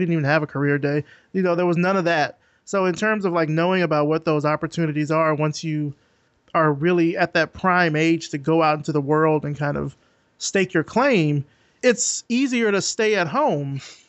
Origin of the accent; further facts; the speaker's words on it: Selma, Alabama, United States; I'm from a small southern town too. I'm from Selma, Alabama